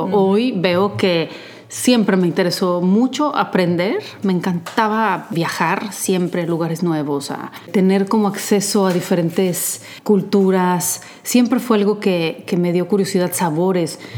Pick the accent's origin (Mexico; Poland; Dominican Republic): Poland; De chica me gustaba, en Polonia iba a clases de teatro, incluso a un taller.